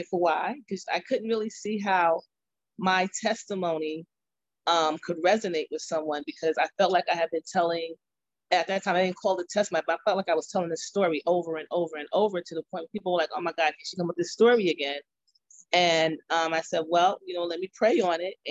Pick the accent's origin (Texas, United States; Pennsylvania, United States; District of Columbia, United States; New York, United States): New York, United States; Mount Vernon; I'm from Mount Vernon, New York